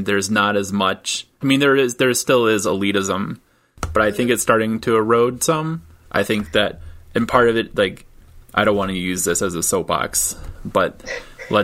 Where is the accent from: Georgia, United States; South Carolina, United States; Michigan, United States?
Michigan, United States; moved away; also born or lived in Tampa, Florida; I grew up in Michigan, and so we do the thing with the mitten.